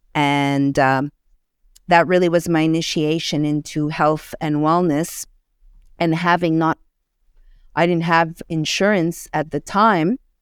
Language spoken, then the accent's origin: English; Montreal, Quebec, Canada; moved away as an adult; now in United States; I hail from Montreal, Canada